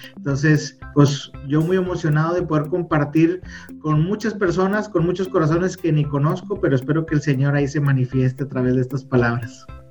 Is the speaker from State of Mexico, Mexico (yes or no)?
no; Monterrey, Nuevo León, Mexico; Yo soy de Monterrey, México, que es el norte de México. Acá estamos ahí en Nuevo León